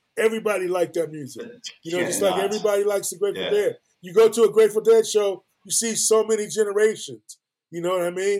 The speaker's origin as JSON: {"language": "English", "town": "San Francisco", "region": "California", "country": "United States", "tie": "born or raised there", "said": "I grew up in California."}